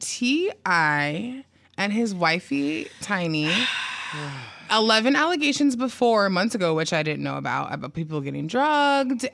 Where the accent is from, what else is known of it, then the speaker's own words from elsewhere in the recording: Oxnard, California, United States; accent: Southern California; moved away as an adult; now in New York, United States; as you can tell by my accent, probably, I'm from Southern California. I'm from a little place called Oxnard.